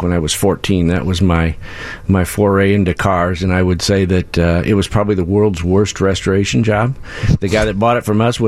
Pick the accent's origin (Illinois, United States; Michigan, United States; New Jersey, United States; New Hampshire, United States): Illinois, United States; Bloomington; moved away as an adult; now in Chicago, United States; I grew up in Bloomington, Illinois. Live in Chicago now